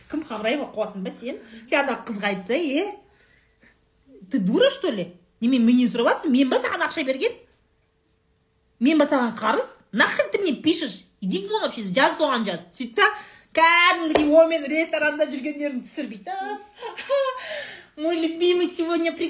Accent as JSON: {"language": "Kazakh", "town": "Saryagash", "region": "Turkistan Region", "country": "Kazakhstan", "tie": "born or raised there", "also_born_or_lived": "Shardara", "moved": "yes", "said": "сарыағаш сарыағаш туған жерім ғой"}